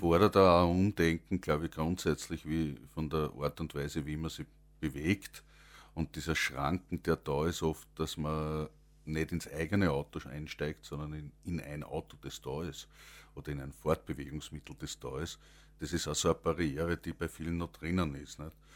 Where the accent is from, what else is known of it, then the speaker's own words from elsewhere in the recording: Langenlois, Lower Austria, Austria; ich komme aus Langenlois und das ist also 7000 Einwohner mit rundherum liegenden Gemeinden